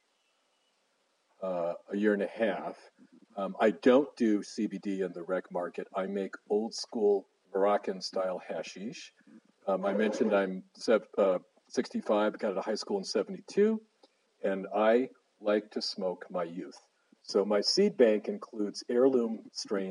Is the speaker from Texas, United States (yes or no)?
no; Cleveland, Ohio, United States; moved away as an adult; also born or lived in Ann Arbor, Michigan / Boston, Massachusetts; now in Seattle, United States; I grew up here. I grew up in Cleveland, Shaker.